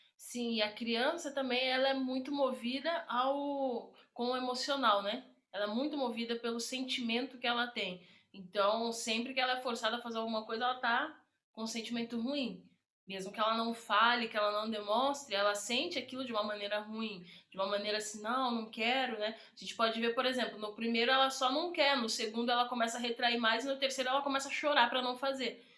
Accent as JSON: {"language": "Portuguese", "country": "Brazil", "tie": "born or raised there", "said": "Eu cresci na Bela Vista"}